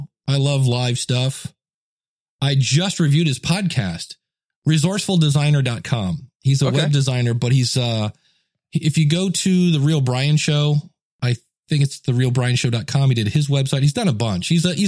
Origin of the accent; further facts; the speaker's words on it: Ohio, United States; I'm from Ohio, no Wawa.